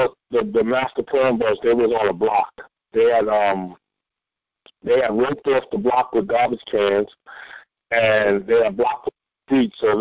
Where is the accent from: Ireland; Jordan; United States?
United States; New York City, New York; I grew up in the South Bronx in some of the toughest places